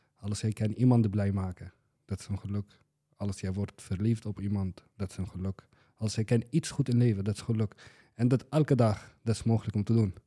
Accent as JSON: {"language": "Dutch", "country": "Syria", "second_language": "Dutch", "moved": "as an adult", "lives_now": "Boxmeer, Netherlands", "said": "ik kom uit Syrië, zelf origineel. En nu woon ik in Boksmeer, Brabant."}